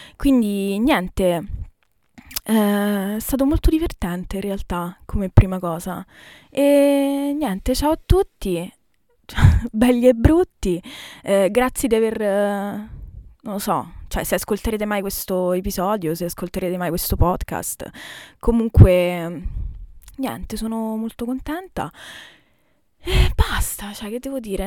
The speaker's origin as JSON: {"language": "Italian", "town": "Rome", "region": "Lazio", "country": "Italy", "moved": "as an adult", "lives_now": "Germany", "said": "italiana, Roma."}